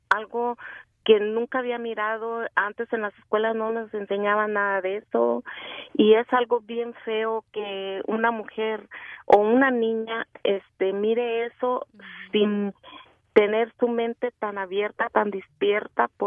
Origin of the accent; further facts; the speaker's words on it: Mexicali, Baja California, Mexico; yo soy de Mexicali.